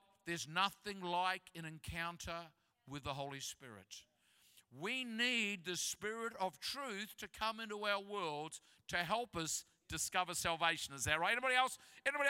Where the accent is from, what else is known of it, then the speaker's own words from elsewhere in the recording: Christchurch, Canterbury, New Zealand; moved away; I'm from Christchurch